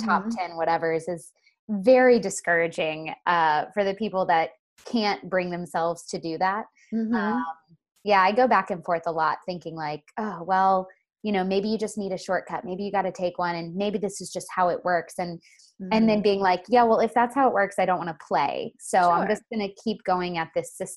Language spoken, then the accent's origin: English; Florida, United States; I grew up in Florida and all my friends were surfers